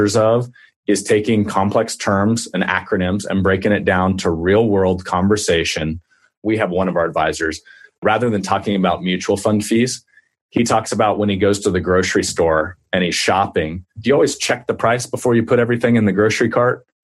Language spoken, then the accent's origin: English; Minneapolis, Kansas, United States; I'm from Minneapolis, Kansas, which nobody even knows exists on this planet, unless you're from Minneapolis, Kansas, a town of 2,000 people